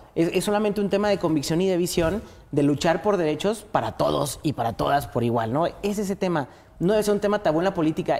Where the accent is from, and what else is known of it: Mexico